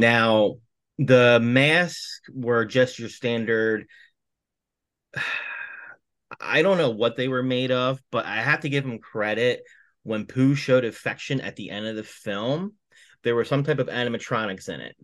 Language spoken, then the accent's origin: English; Atlantic City, New Jersey, United States; I'm originally from the Atlantic City area